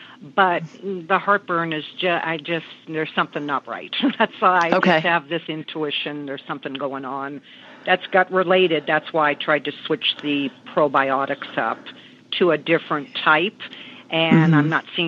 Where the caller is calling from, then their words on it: Palm Springs, California, United States; I'm calling from Palm Springs, California.